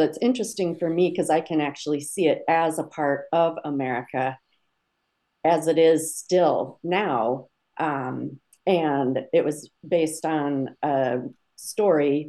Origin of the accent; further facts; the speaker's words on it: Minnesota, United States; now in Cleveland, United States; I grew up in Minnesota